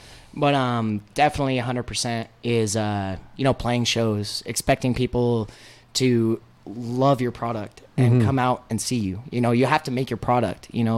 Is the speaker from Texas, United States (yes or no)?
yes; El Paso, Texas, United States; moved away; also born or lived in Michigan; was born and raised here. Yeah. In El Paso? In El Paso, and then I moved away for 6 years.